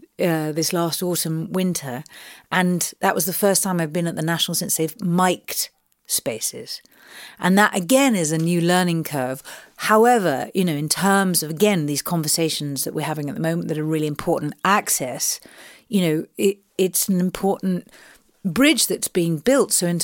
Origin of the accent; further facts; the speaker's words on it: London, United Kingdom; And I mean, I grew up in Southeast London, and so I'm sure I've said this before, but you know, it's a real mecca to me.